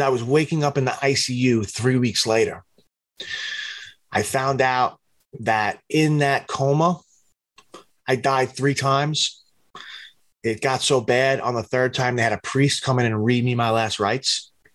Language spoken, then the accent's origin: English; New York City, New York, United States; I stayed home in my hometown, Staten Island